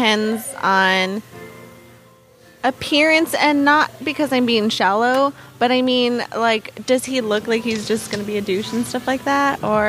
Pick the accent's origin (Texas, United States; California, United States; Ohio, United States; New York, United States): California, United States; Salinas; I'm from Salinas, obviously.